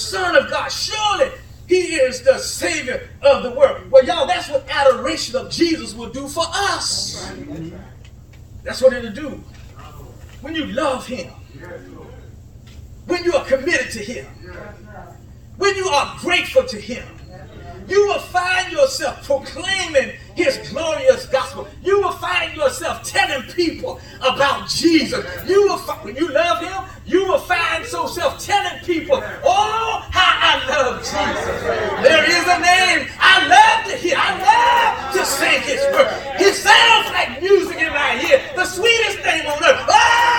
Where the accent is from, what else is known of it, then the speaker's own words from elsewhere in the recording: Columbia, South Carolina, United States; Barhamville Road, Columbia, South Carolina